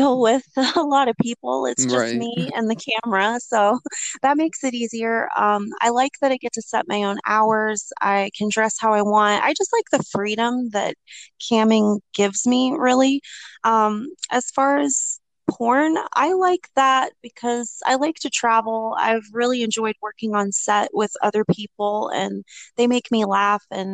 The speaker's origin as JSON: {"language": "English", "region": "East Coast", "country": "United States", "said": "I'm from the United States, East Coast"}